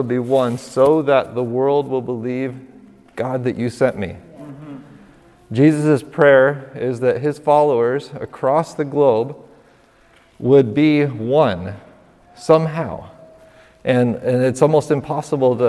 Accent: northern New York, United States; we're from northern New York

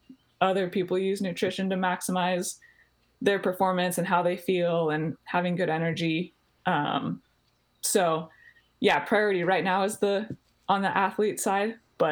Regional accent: Colorado, United States; moved away as an adult; also born or lived in Texas; I grew up in Colorado.

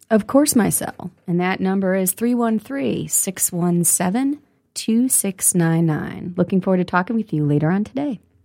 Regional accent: Detroit, Michigan, United States; growing up in the city of Detroit

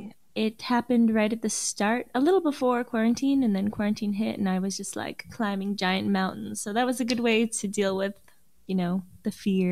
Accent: New York, United States; I'm from New York

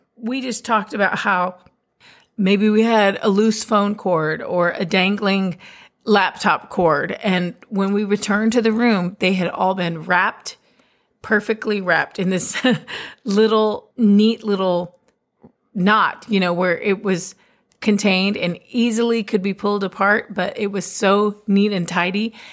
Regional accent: Texas, United States; I'm a Texan

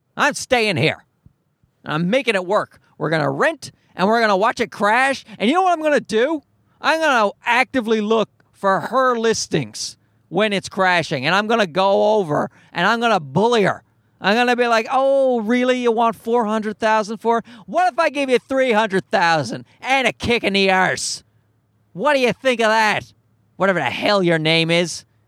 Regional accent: Newfoundland and Labrador, Canada; I'm from Newfoundland.

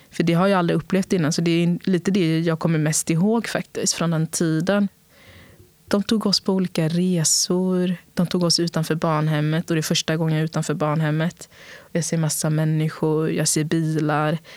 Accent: São Paulo, Brazil; also born or lived in Sweden; Men den frågan skulle jag säga, jag är från Brasilien och jag är från Sverige.

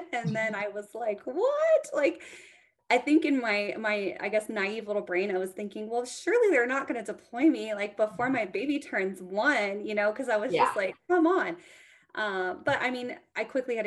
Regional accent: Texas, United States; also born or lived in Guam; I was raised in Texas

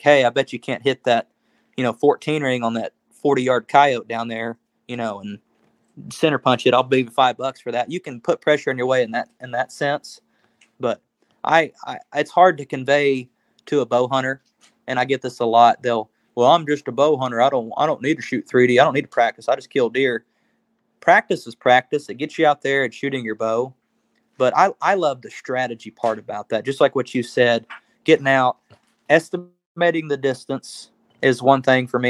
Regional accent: Oklahoma, United States; We're from Oklahoma

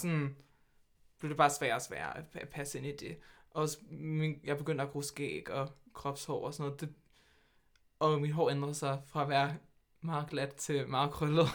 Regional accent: Hvidovre, Capital Region of Denmark, Denmark; Jeg kommer fra Hvidovre, der er født og opvokset, med lidt nogle, et par års undtagelser, hvor jeg boede lidt her, her og

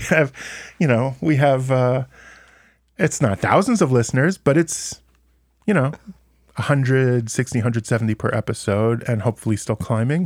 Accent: United States; now in Israel; as an American

